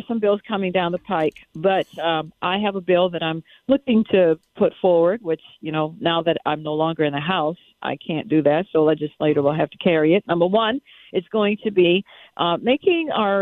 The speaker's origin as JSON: {"language": "English", "region": "New York", "country": "United States", "tie": "born or raised there", "moved": "yes", "said": "I'm a New Yorker. I was raised in New York."}